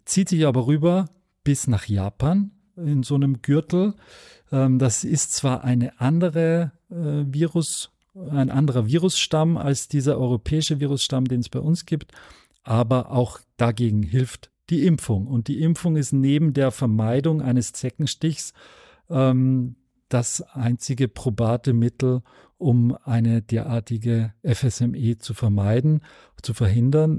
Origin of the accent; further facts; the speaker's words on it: Austria; ich als äh, Österreicher